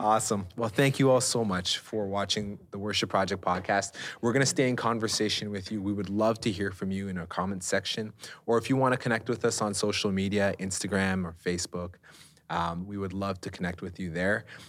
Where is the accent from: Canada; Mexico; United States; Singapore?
Canada; we're Canadian